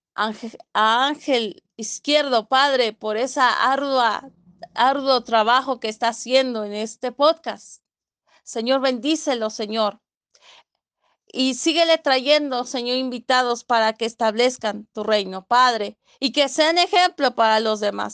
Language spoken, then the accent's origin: Spanish; Cortázar, Guanajuato, Mexico; soy de Cortázar, Guanajuato, México.